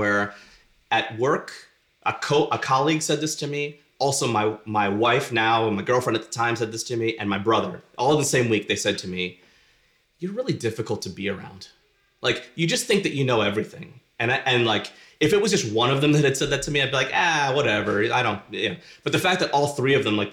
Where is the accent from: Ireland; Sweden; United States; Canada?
United States; Philadelphia, Pennsylvania; I grew up in North Philly